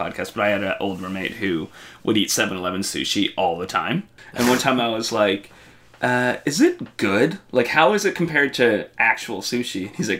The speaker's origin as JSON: {"language": "English", "region": "Ontario", "country": "Canada", "tie": "born or raised there"}